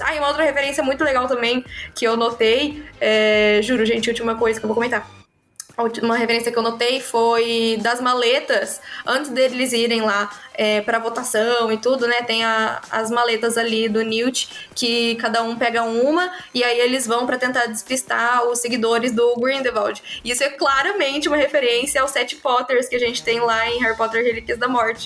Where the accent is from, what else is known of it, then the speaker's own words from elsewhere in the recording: Brazil; nós que somos brasileiros